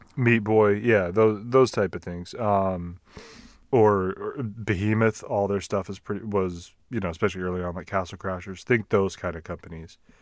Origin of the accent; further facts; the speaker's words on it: Texas, United States; accent: Texas; my Texas accent